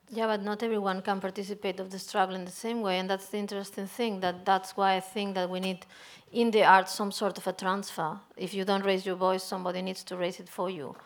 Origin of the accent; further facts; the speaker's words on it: Spain; I'm coming from Spain